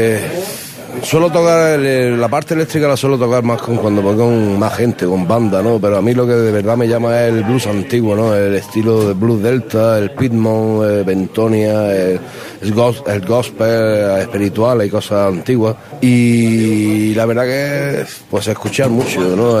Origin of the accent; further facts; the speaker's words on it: Granada, Andalusia, Spain; soy nacido en Granada y me considero andaluz, ante todo